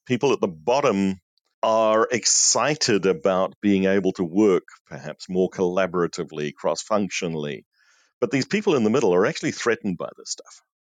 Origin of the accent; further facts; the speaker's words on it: New Zealand; moved away; also born or lived in South Africa; I'm a New Zealander by birth, but I was living in South Africa at that stage.